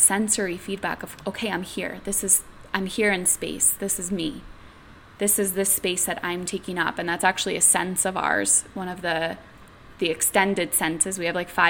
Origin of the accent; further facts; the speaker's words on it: New York City, New York, United States; I grew up in New York City